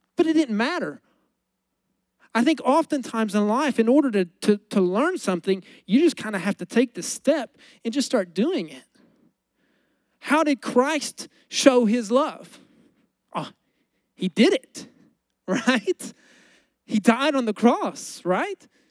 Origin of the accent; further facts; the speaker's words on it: United States; I'm an American